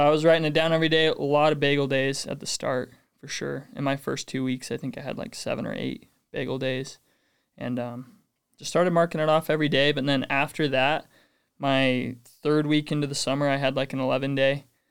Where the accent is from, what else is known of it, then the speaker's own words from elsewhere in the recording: North Ogden, Utah, United States; North Ogden.